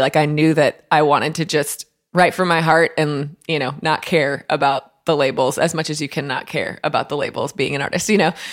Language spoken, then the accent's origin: English; Waconia, Minnesota, United States; now in Nashville, United States; my hometown of Waconia, Minnesota